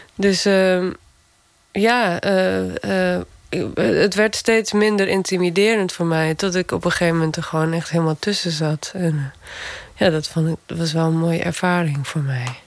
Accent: Gaasterland, Friesland, Netherlands; moved away; Gaasterland, waar ik vandaan kom.

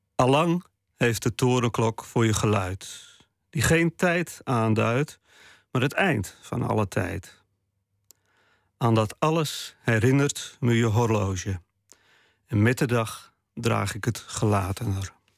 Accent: Friesland, Netherlands; first language West Frisian; Dutch is a second language; moved away; Bij mij is het niet zo dat eh, het Fries de taal van mijn hart is. Het is wel de taal van mijn jeugd

